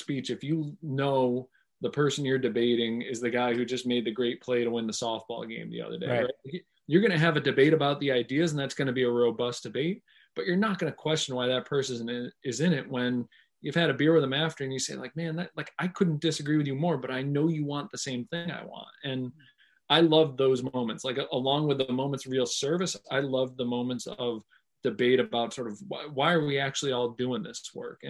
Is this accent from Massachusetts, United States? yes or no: yes; Pittsfield, Massachusetts, United States; moved away as an adult; also born or lived in Providence, Rhode Island / Washington, D.C.; I grew up in Pittsfield at a time where, General Electric was downsizing